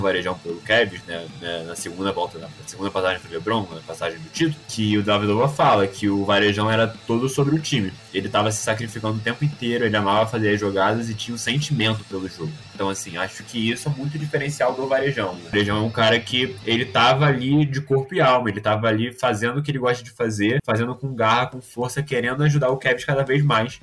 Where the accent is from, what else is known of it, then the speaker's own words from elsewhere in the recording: Rio de Janeiro, Brazil; eu sou do Rio de Janeiro